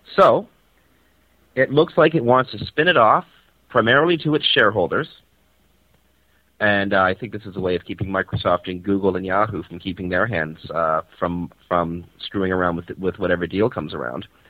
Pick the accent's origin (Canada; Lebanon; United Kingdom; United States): Canada; Toronto, Ontario; beautiful Toronto, Canada, uh, my hometown and the place where I'm currently residing.